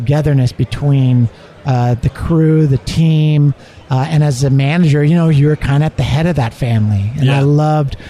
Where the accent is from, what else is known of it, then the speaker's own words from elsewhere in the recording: Southern California, United States; moved away as an adult; also born or lived in Bay Area, California / Kansas City; I grew up in Southern California, and I was a busboy at Bob's Big Boy